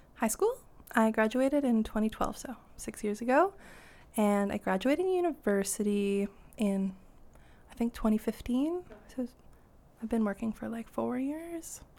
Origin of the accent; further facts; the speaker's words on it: North Vancouver, British Columbia, Canada; I grew up in North Ann, um, just over the bridge in Lynn Valley